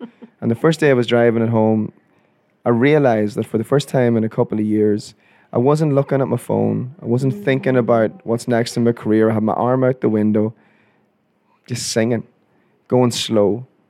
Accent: Ireland; I'm Irish. I thought, let's have a midlife crisis by a sports car.

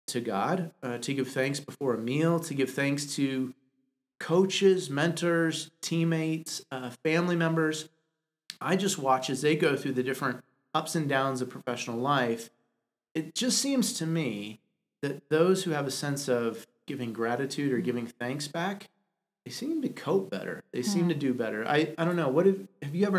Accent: Denver, Colorado, United States; I'm from Denver

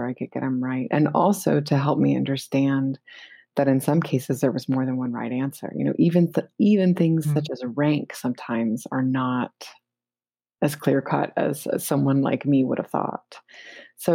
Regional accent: United States; because I'm an American

